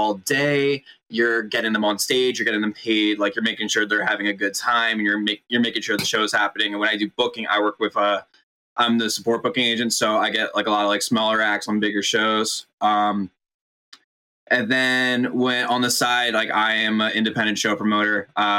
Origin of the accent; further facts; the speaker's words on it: Doylestown, Pennsylvania, United States; now in Sellersville, United States; It's like I grew up in Doylestown. Now I live in Sellersville.